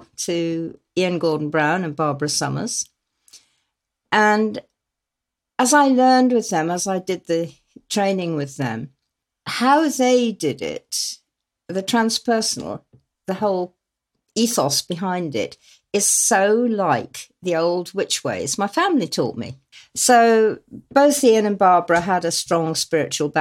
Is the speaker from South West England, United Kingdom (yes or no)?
yes; Exmoor and Dartmoor, South West England, United Kingdom; little tiny villages that I grew up in on Exmoor and Dartmoor